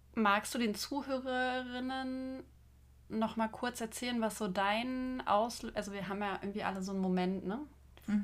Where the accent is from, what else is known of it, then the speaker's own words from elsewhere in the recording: Magdeburg, Saxony-Anhalt, Germany; Julia und ich trafen uns in meiner Heimatstadt Magdeburg